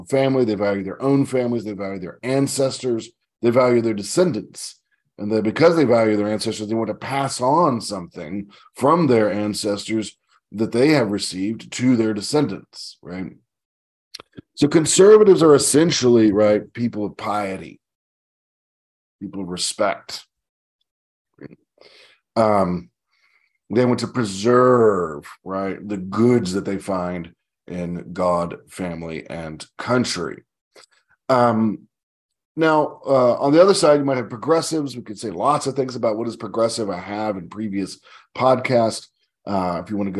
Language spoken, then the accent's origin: English; United States; also born or lived in southern United States; I'm an American of, sort of Anglo, Irish descent, and I live in the southern United States of America